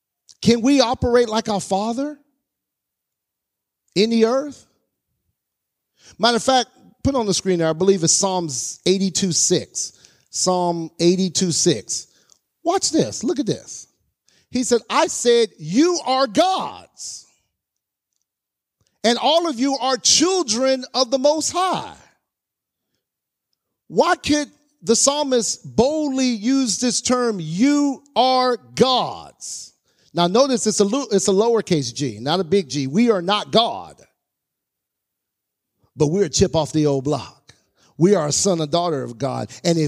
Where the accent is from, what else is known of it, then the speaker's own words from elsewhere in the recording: Mississippi, United States; born there; also born or lived in California / Alaska / Texas; now in North Carolina, United States; I was born in Mississippi, moved to California, moved to Alaska, moved to California, moved to Texas. Now I'm in North Carolina.